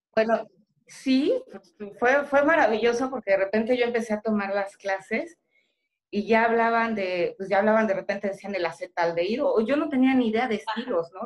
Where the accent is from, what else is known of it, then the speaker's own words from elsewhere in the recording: State of Mexico, Mexico; moved away as an adult; now in Yucatán, Mexico; yo soy originaria del Estado de México